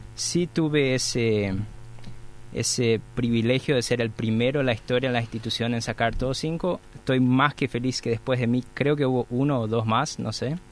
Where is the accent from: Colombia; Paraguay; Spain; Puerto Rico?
Paraguay; Santa Rita, Alto Paraná; moved away as an adult; now in Asunción, Paraguay; Vine de Santa Rita, estudié eh, en la Facultad de Ingeniería de la Universidad Nacional de Asunción y después decidí quedarme por Asunción